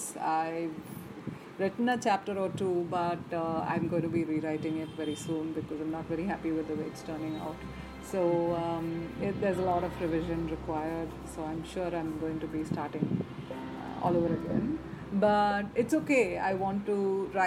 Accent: Chennai, Tamil Nadu, India; I grew up in Madras, born and raised there.

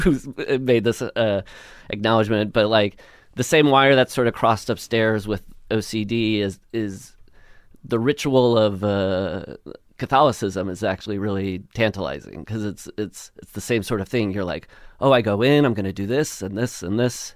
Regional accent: Le Mars, Iowa, United States; moved away; I grew up in Iowa, Northwest Iowa, this town called, uh, Lamar's.

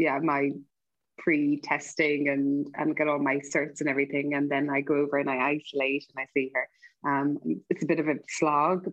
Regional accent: Ireland; moved away as an adult; growing up in Ireland in the 80s

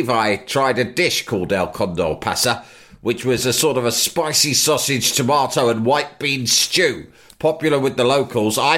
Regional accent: England, United Kingdom; I won't be doing anything funky, thanks very much. I'm English.

